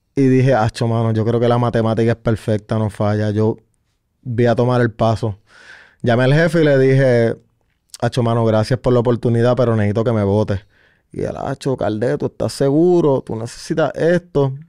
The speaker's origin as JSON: {"language": "Spanish", "town": "San Sebastián", "country": "Puerto Rico", "said": "yo vengo del pueblo de San Sebastián"}